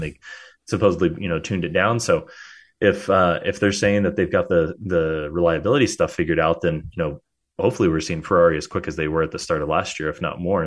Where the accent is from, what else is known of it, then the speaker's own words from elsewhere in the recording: United States; as an American